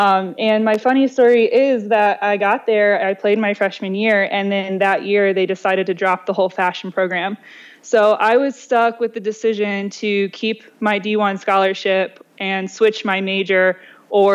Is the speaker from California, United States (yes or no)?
no; Ohio, United States; moved away as an adult; also born or lived in Louisiana / Buffalo; I'm originally from Ohio